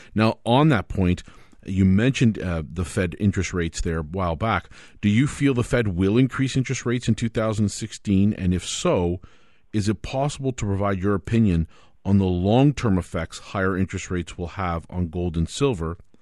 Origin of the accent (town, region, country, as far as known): Canada